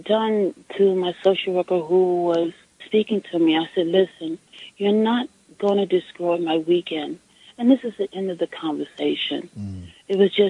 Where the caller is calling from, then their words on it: New York City, New York, United States; I'm calling from Brooklyn.